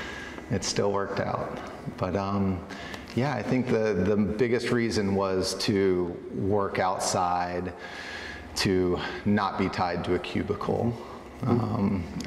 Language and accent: English; Chattanooga, Tennessee, United States; moved away as an adult; also born or lived in Atlanta, Georgia / New Zealand / Santa Cruz, California; now in Oregon, United States; I'm from Chattanooga, Tennessee, so not exactly the heart of wine country